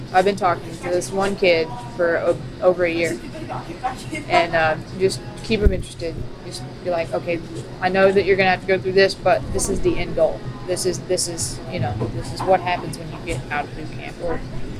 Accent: Virginia, United States; moved away as an adult; also born or lived in Elizabethton, Tennessee; now in Washington, D.C., United States; coming from East Tennessee, a little old Elizabethan. That's where I lived for 10 years. I'm from Virginia, but I lived there going to college.

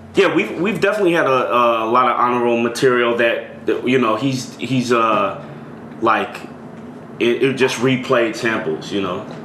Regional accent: Richmond, California, United States; also born or lived in Orinda, California; I grew up in the East Bay my whole life

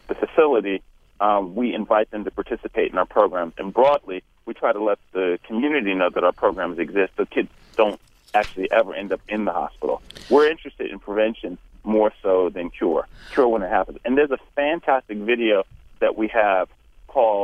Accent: New York City, New York, United States; I grew up in Harlem on 135th Street

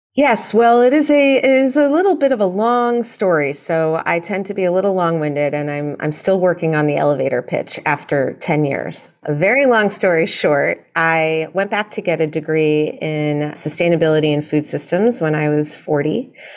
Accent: New York City, New York, United States; I grew up in New York City

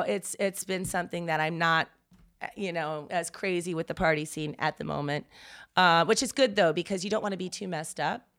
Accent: the South, United States; growing up in the South

